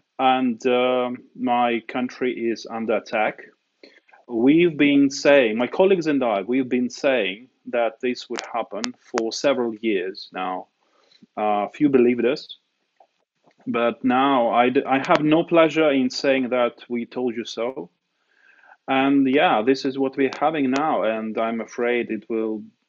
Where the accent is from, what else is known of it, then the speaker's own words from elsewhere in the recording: Sevastopol, Ukraine; first language Russian; English is a second language; moved away; I am from Sevastopol. The Sevastopol, the city of Sevastopol is administratively different from Crimea. So I never actually refer to myself as a person from Crimea.